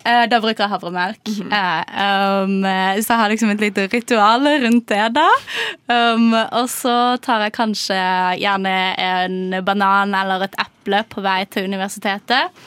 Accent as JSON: {"language": "Norwegian", "town": "Kristiansand", "region": "Agder", "country": "Norway", "moved": "as an adult", "lives_now": "Oslo, Norway", "said": "jeg er også fra Kristiansand"}